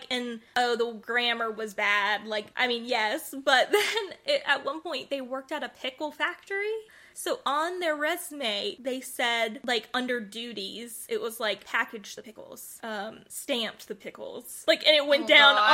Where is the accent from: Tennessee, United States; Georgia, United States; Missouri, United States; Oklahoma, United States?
Georgia, United States; we're both from Georgia